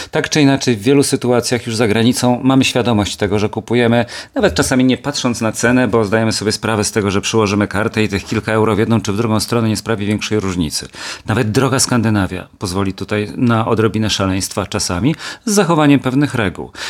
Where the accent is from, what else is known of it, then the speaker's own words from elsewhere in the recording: Kielce, Świętokrzyskie Voivodeship, Poland; moved away as an adult; jako kielczanin z krwi i kości, mieszkający tam aż do matury, czyli do 18-19 roku życia, a później przecież przyjeżdżający regularnie na weekend